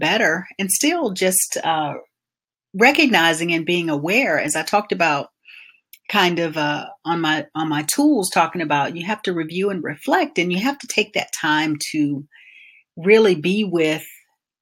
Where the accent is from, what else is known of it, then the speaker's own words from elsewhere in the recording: Albany, Georgia, United States; growing up in Albany, Georgia